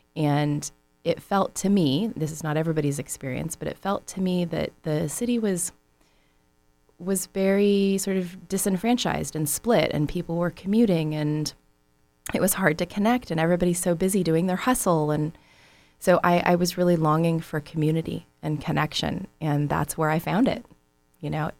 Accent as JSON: {"language": "English", "area": "San Francisco Bay Area", "region": "California", "country": "United States", "tie": "born or raised there", "moved": "as an adult", "lives_now": "Southern California, United States", "said": "growing up in the San Francisco Bay Area"}